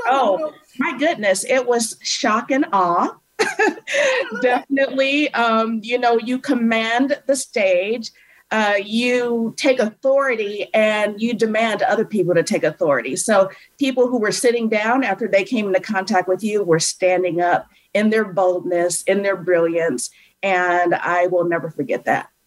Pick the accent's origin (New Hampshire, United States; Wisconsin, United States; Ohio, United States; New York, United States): Ohio, United States; a suburb outside of Cleveland; I grew up in, in a suburb outside of Cleveland, Ohio